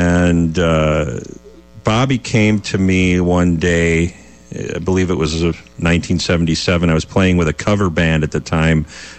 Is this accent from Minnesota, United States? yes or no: yes; St. Louis Park, Minnesota, United States; I grew up in St. Louis Park, actually, which is the one of the early inner ring suburbs of the Twin Cities on the western side of Minneapolis.